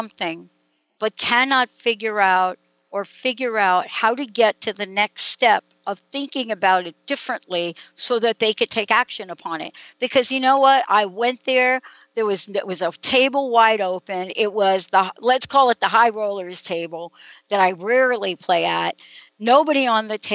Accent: New York, United States; I'm a girl from New York

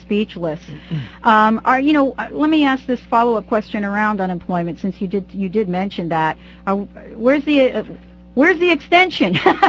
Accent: New Jersey, United States; I'm from New Jersey

